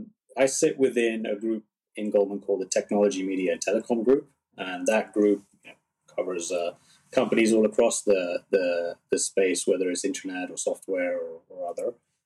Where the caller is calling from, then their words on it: San Francisco, California, United States; I'm dialing in from San Francisco, which is where I'm based.